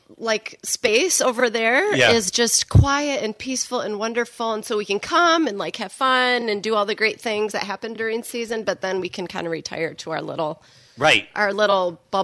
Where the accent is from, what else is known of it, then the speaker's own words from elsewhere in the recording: Portage, Michigan, United States; also born or lived in Douglas, Michigan; So born and raised in Portage.